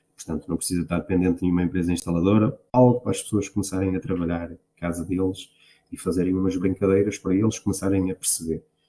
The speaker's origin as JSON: {"language": "Portuguese", "town": "Marco de Canaveses", "region": "Norte", "country": "Portugal", "tie": "born or raised there", "said": "Eu sou de uma, uma, originária de uma pequena aldeia no Arco de Canaveses, Santiago"}